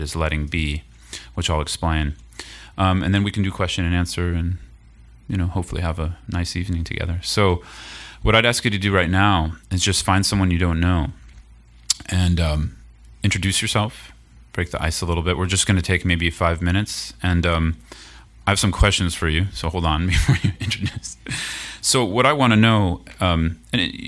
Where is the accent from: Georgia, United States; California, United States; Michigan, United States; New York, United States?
California, United States; the Bay Area; also born or lived in Colorado / Oakland; I grew up in the Bay Area. I live kind of between Colorado and Oakland these days.